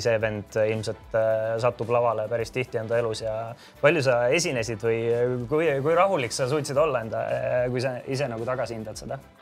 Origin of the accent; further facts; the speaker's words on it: Tallinn, Harju County, Estonia; Mustamäe poisina